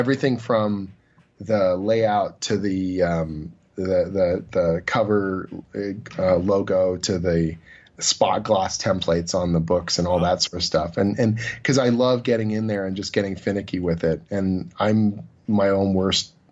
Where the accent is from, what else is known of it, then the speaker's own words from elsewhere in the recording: Oshawa, Ontario, Canada; now in Toronto, Canada; my hometown